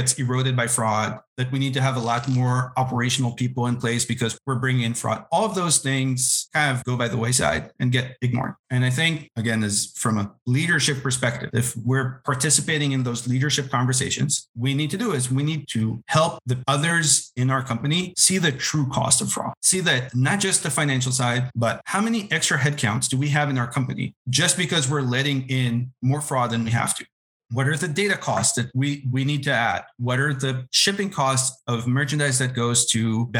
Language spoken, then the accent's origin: English; Israel; moved away as an adult; now in United States; I'm originally from Israel. I did not grow up in the US